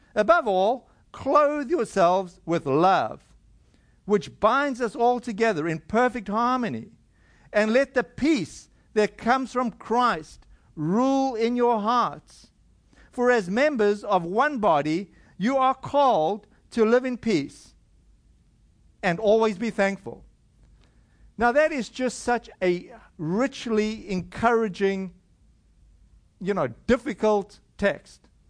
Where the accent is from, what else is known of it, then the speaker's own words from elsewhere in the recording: South Africa; I come from South Africa